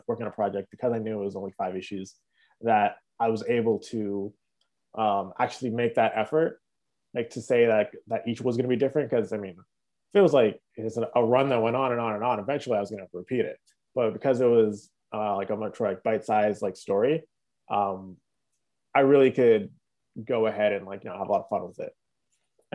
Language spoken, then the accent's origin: English; Toronto, Ontario, Canada; also born or lived in Mississauga; we're all from Toronto